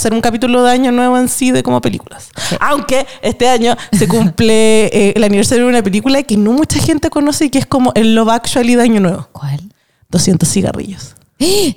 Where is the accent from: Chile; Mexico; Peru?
Chile; una como chilena